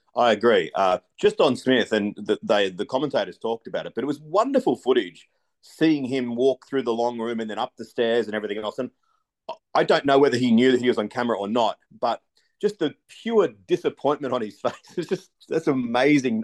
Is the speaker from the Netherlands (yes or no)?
no; Australia; as an Australian